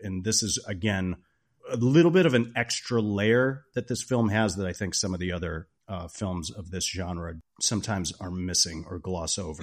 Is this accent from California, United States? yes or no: no; Chicago suburbs, Illinois, United States; I grew up in the Chicago suburbs